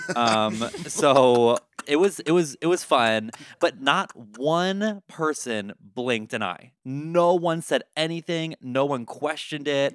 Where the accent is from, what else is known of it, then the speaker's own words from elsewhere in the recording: Baltimore, Maryland, United States; now in Chicago, United States; I'm from Baltimore originally